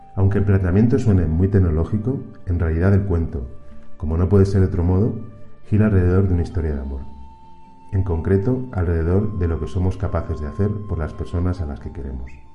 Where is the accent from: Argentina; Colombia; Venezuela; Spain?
Spain; Albacete, Castilla-La Mancha; also born or lived in Barcelona; now in Mexico; Nací en Albacete. He vivido gran parte de mi vida adulta en Barcelona y desde hace siete años trabajo en México